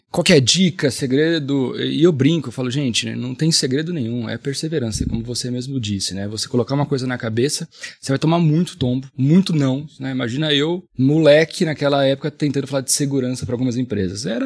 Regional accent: Marília, São Paulo, Brazil; accent: caipira; moved away as an adult; also born or lived in Barueri, São Paulo; Eu sou de Marília, interior

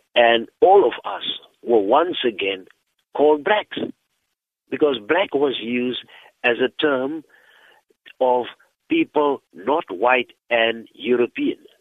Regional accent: Eastern Cape, South Africa; I'm from the Eastern Cape, and I know the Xhosa people

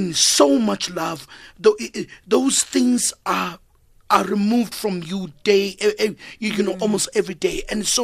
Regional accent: Durban, KwaZulu-Natal, South Africa; moved away as an adult; also born or lived in Cape Town; now in Johannesburg, South Africa; I grew up in Durban.

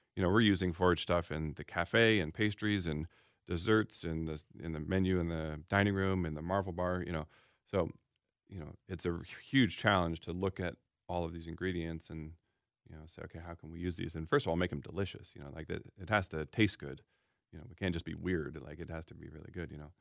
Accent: Seattle, Washington, United States; now in Minneapolis, United States; I'm from Seattle and in the Northwest

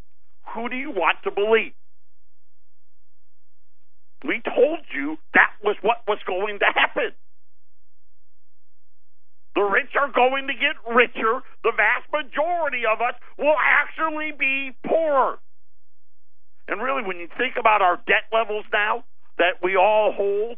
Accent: Syracuse, New York, United States; I grew up in Syracuse, right? The East Coast

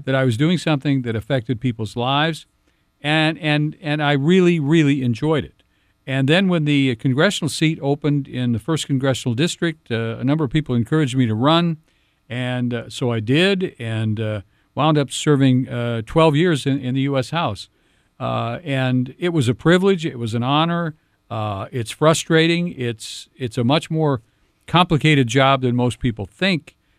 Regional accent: Cedar Falls, Iowa, United States; I grew up in Cedar Falls, uh, was born and raised in Cedar Falls, went to Cedar Falls High School.

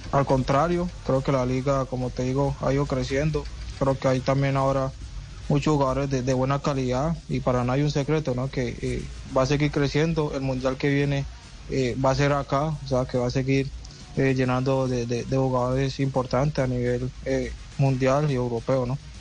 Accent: Colombia; moved away as an adult; now in Portland, United States; acá en el equipo somos cinco colombianos

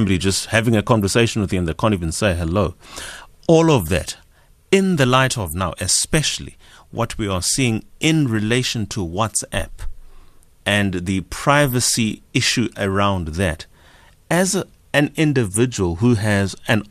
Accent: South Africa; as a South African

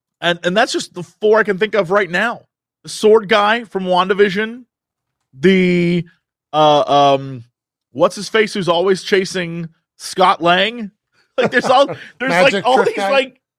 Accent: France; I come from France.

